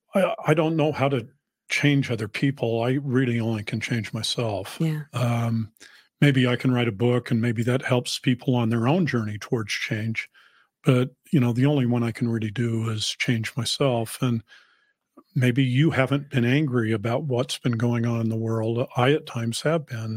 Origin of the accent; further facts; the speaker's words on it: Salt Lake City, Utah, United States; moved away; also born or lived in New England; I grew up in Salt Lake and my children grew up in New England